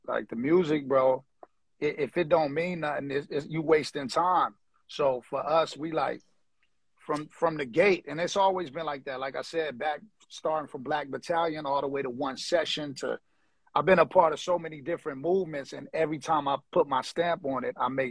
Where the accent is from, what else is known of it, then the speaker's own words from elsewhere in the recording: Los Angeles, California, United States; now in Hawaii, United States; I'm from L.A., like, South Central area.